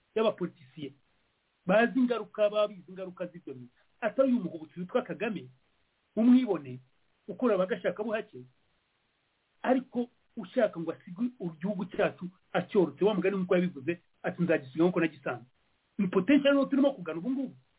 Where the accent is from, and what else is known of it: Rwanda